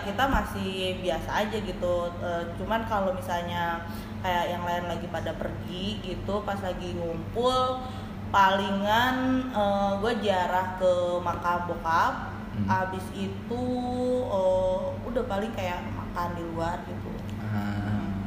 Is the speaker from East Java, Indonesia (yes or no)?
no; Cianjur, West Java, Indonesia; accent: Sundanese; moved away as an adult; also born or lived in Bandung; now in Jakarta, Indonesia; Saya lahir dan besar di Cianjur